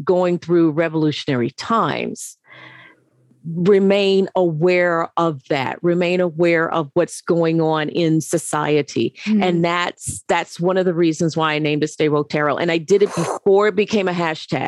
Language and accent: English; the South, United States; moved away; being an African American coming from the South